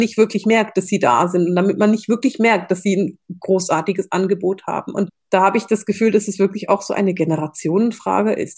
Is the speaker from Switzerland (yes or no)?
yes; Switzerland; bei uns in der Schweiz